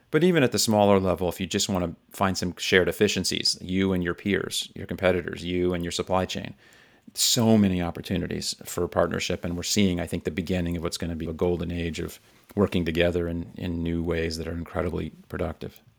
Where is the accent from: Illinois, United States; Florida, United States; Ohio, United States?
Florida, United States; South; I grew up in South Florida in the U S, where Miami is